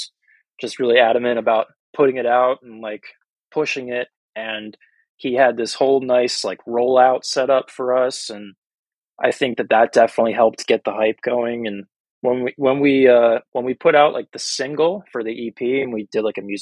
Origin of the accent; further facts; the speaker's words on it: Wilmington, Delaware, United States; So I'm from Wilmington, like the northern tip of the state. I'm like basically right on the Pennsylvania state line. And I've lived there my whole life.